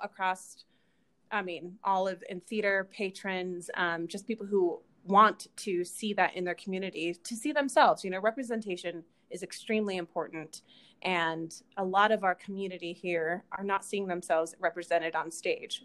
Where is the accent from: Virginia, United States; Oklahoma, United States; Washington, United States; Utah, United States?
Utah, United States; Kaysville; also born or lived in California; most of my life, I grew up in Kaysville, Utah.